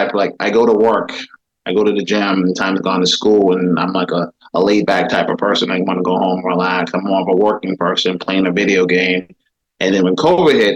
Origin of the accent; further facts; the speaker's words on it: Boston, Massachusetts, United States; Born and raised in Boston